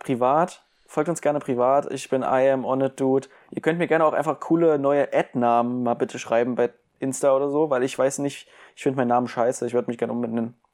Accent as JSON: {"language": "German", "country": "Germany", "said": "ich bin ein richtiger Deutscher"}